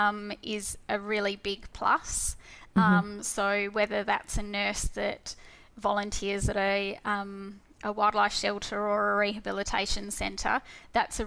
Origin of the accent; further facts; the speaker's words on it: Perth, Western Australia, Australia; So I was born in Perth, so I've been here all my life. And I've done quite a bit of travelling, but my whole upbringing and career has been based here in Perth.